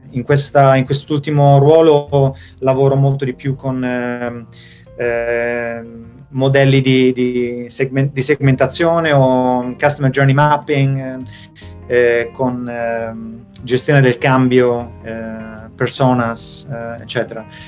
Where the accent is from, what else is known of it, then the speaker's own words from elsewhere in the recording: Italy; moved away as an adult; also born or lived in Spain / Florence, Italy; now in Sweden; penso che avrei avuto le stesse opportunità di crescita e di, sia professionale che, che personale se fossi, rimasto, se fossi, rimasto, in Italia